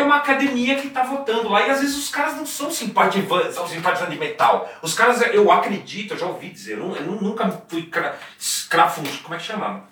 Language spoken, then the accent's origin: Portuguese; Brazil; eu sou brasileiro